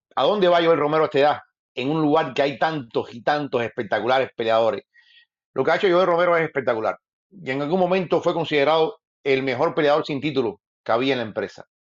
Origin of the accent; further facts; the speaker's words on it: Cuba; moved away as an adult; después me fui de Cuba, me fui de Cuba y ejercí